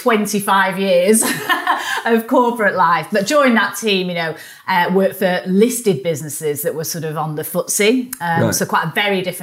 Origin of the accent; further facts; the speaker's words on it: Manchester, North West England, United Kingdom; accent: northerner; also born or lived in London; now in Kingston, United Kingdom; Manchester, which is my hometown, even though we live in London